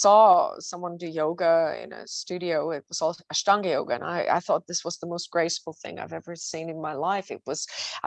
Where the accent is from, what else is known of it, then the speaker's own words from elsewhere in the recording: Switzerland; I'm from Switzerland